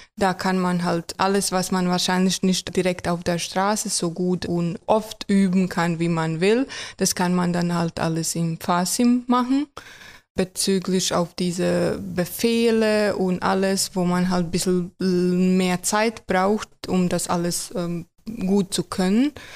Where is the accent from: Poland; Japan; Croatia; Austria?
Croatia; German is a second language; moved away as an adult; now in Germany; Ich komme aus Kroatien.